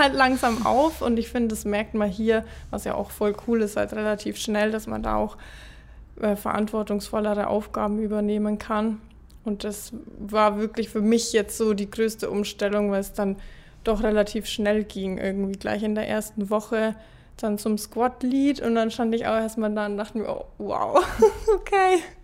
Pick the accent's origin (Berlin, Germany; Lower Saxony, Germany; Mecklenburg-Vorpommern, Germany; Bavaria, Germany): Bavaria, Germany; Ingolstadt; ich bin 24, bin aus Ingolstadt